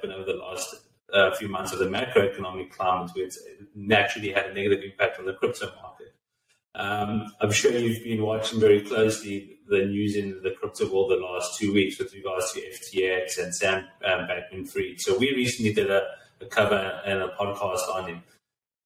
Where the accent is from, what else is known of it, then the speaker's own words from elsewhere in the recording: South Africa; now in United States; myself being a South African and growing up around cricket